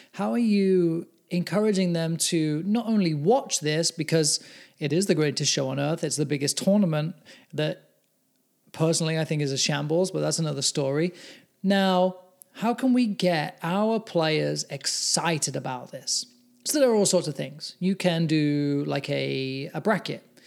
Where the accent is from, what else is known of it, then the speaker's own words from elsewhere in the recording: England, United Kingdom; now in United States; I'm English